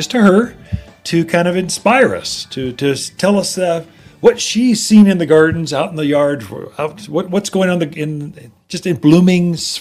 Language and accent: English; Wildwood, United States; growing up in Wildwood